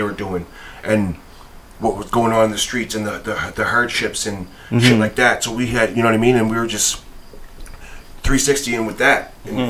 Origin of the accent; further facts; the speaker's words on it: Halifax, Nova Scotia, Canada; I'm from Halifax, yeah. But my dad lives in BC.